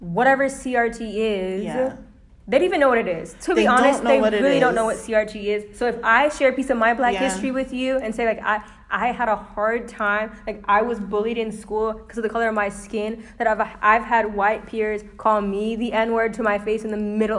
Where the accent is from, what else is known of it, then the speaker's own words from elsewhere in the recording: Florida, United States; I was born in Florida